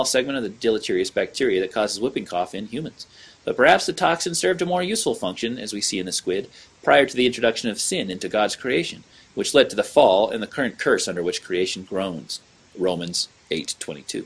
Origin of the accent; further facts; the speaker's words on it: Utah, United States; my home state of Utah